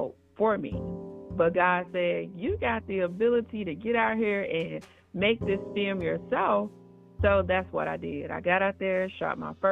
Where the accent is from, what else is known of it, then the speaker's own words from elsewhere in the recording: Arkansas, United States; now in California, United States; I was born in Arkansas. I currently reside in California